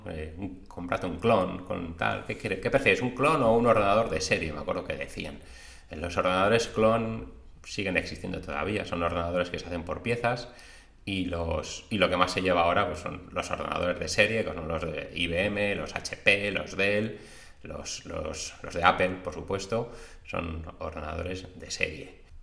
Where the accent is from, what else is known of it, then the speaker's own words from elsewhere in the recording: Madrid, Community of Madrid, Spain; moved away as an adult; now in Cantabria, Spain; nací en Madrid, mis padres son de Cantabria, mi madre, y de Palencia, mi padre, y bueno, pues vivía allí hasta los 25 años que me vine aquí a vivir a Cantabria